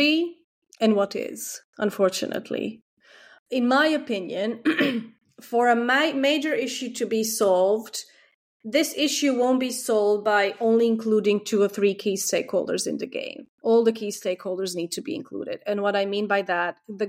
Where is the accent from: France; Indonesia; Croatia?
Croatia; now in United Kingdom; In my home country, Croatia